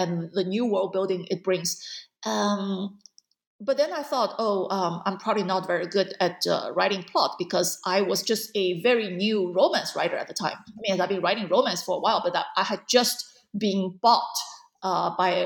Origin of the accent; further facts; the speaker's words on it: China; moved away; I grew up in China